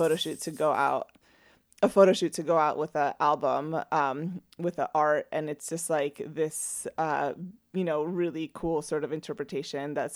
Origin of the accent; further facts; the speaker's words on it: Venezuela; moved away; I'm from Venezuela